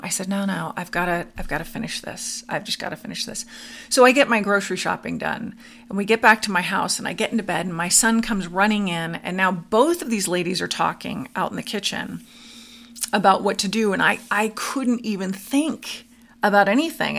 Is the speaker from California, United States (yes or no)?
yes; Studio City, California, United States; now in Arizona, United States; I grew up in Studio City, California, on a farm